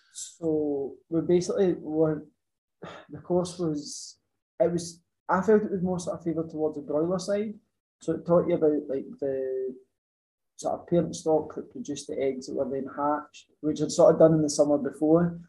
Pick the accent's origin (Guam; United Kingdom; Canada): United Kingdom; Ayrshire, Scotland; I'm from Ayrshire originally, always stayed in Ayrshire